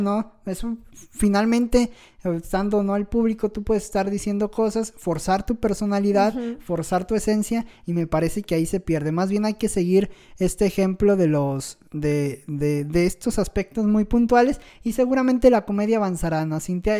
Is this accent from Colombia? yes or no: no; Mexico; como mexicanos